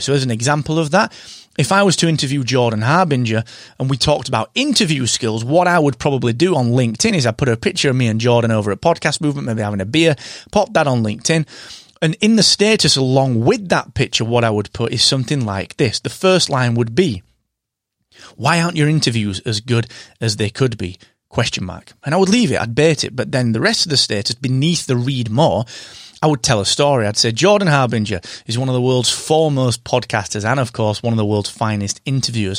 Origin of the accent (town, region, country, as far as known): United Kingdom